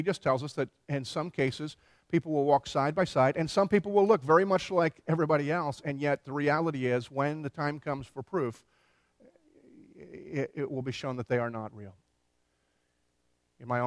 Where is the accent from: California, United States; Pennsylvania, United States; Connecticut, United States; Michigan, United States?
Pennsylvania, United States; Philadelphia; moved away as an adult; also born or lived in Tennessee; I grew up in Philadelphia